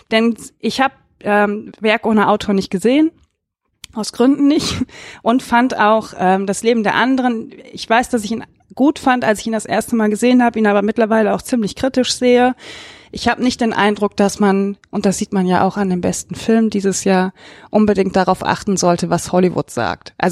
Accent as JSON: {"language": "German", "town": "Remscheid", "region": "North Rhine-Westphalia", "country": "Germany", "said": "Ähm, ich komme aus Remscheid. Ich kann mir nicht vorstellen, dass da das schönste Paar irgendwie vier Wochen oder Atlas vier Wochen im Kino läuft."}